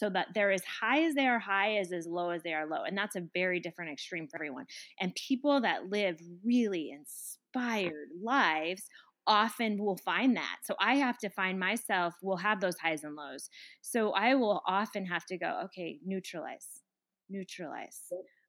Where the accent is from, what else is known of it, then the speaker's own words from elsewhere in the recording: Colorado, United States; I come from Colorado.